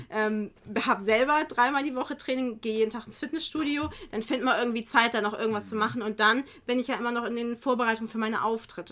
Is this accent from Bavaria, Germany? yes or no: no; Kiel, Schleswig-Holstein, Germany; now in Geesthacht, Germany; ich komme ja jetzt auch nicht von hier. Ich bin ja ursprünglich aus Kiel